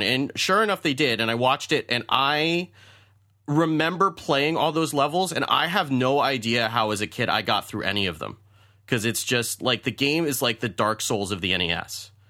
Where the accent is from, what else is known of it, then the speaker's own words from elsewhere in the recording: United States; being an American male